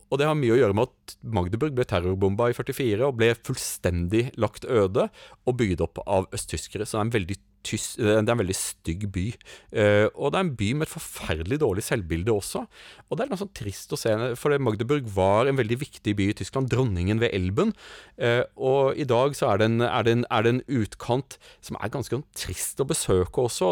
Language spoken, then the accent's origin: Norwegian; Norway; som nordmann